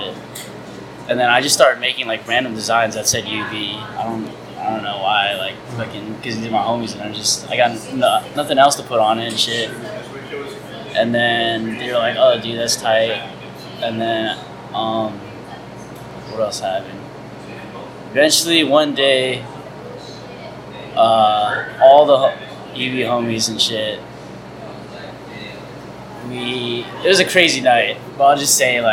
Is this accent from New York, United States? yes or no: no; San Diego, California, United States; also born or lived in Virginia; I moved over here fifth grade